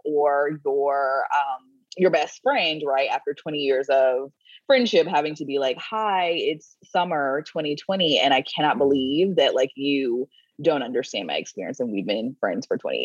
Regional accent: North Florida, United States; I grew up in North Florida, which is the South

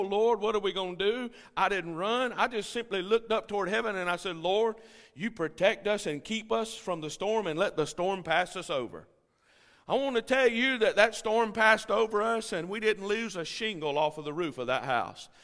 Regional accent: United States; I'm a tourist from America

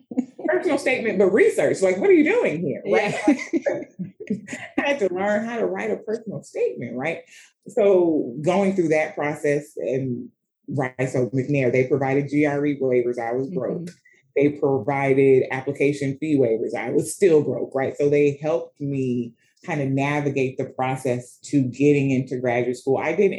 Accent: Sierra Leone; Right. So I said I'm from Sierra Leone.

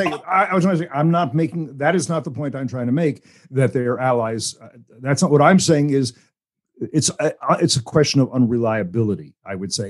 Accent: United States; as an American

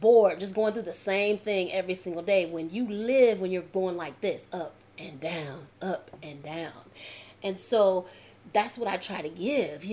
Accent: New Jersey, United States; moved away; also born or lived in Georgia; I'm from Jersey and I'm talking like this

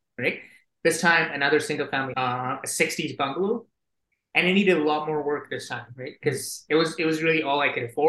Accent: Singapore; moved away as an adult; now in Calgary, Canada; I'm originally from Singapore and they've got mandatory conscription there

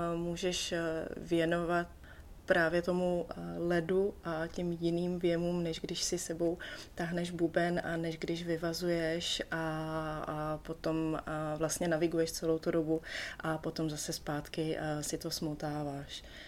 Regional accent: Czechia; Tady u nás v Čechách jsem se pod ledem vždycky potápěla

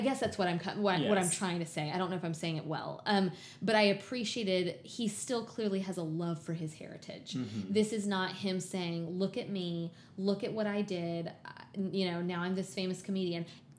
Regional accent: the South, United States; a white girl born and raised in the South

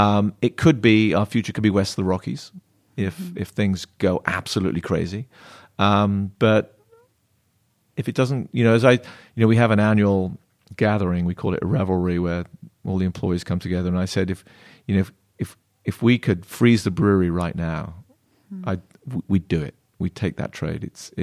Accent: England, United Kingdom; I'm an Englishman, with a little boiled spinach, some really bad for me French sauce.

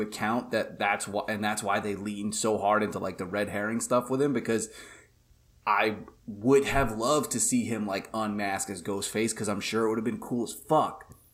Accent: New York, United States; being a New Yorker

